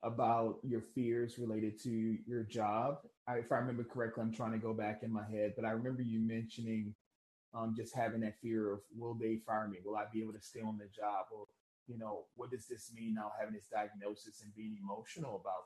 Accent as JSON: {"language": "English", "town": "New Orleans", "region": "Louisiana", "country": "United States", "moved": "yes", "said": "I'm originally from New Orleans"}